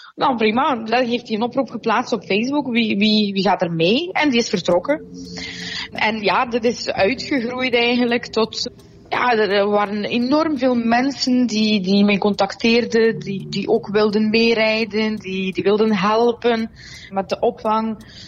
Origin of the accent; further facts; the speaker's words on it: Russia; also born or lived in Soviet Union; now in Belgium; als Russische